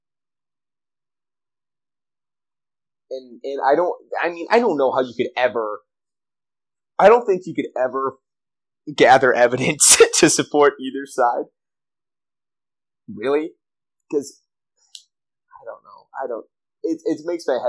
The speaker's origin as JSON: {"language": "English", "country": "United States", "said": "I'm American"}